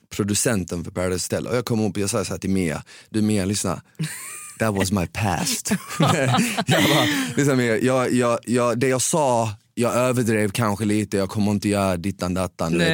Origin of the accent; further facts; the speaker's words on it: Malmö, Skåne, Sweden; accent: Skåne; also born or lived in Bosnia; Jag växte upp på Rosengård i Ramelsväg